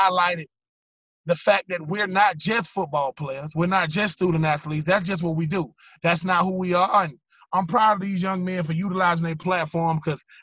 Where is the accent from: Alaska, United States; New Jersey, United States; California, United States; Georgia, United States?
Georgia, United States; Swainsboro; also born or lived in Augusta, Georgia / Gainesville, Florida; But I'm still from Swainsboro, Georgia. I still graduated high school from Augusta, Georgia